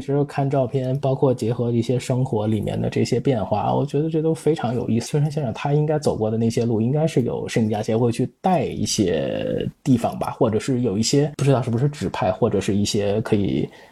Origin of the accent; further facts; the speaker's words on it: Tianjin, China; 我是天津人